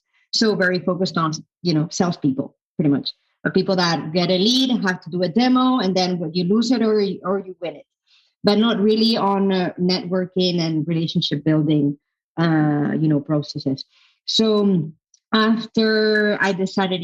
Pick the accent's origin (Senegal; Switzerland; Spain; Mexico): Spain; Madrid, Community of Madrid; moved away as an adult; also born or lived in London; I'm from Madrid, by the way, from Spain, Madrid